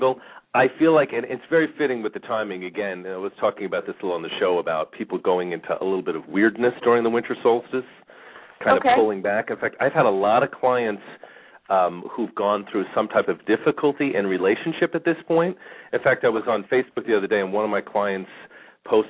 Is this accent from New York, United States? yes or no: yes; New York, United States; now in Phoenix, United States; We grew up in New York